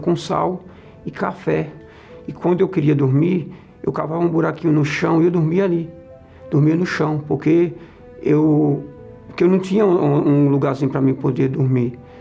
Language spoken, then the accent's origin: Portuguese; Pernambuco, Brazil; nasci no Pernambuco